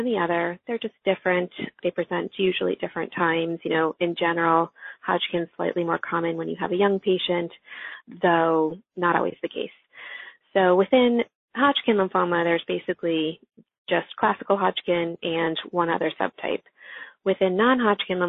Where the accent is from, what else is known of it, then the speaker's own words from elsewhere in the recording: New Jersey, United States; also born or lived in Texas; my home state to treat our patients with lymphoma and CLL. I'm from New Jersey